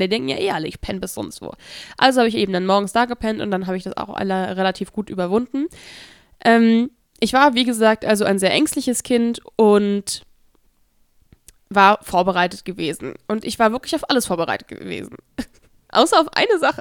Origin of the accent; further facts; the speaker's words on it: Hesse area, Germany; wo ich herkomme, aus dem Raum Hessen